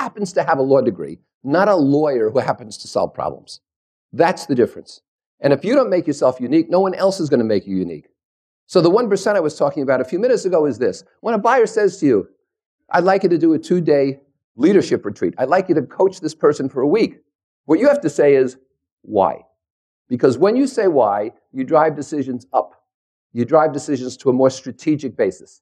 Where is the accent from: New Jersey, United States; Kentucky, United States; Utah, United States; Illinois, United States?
New Jersey, United States; also born or lived in New York; I was born and bred in New Jersey. I'm a New Yorker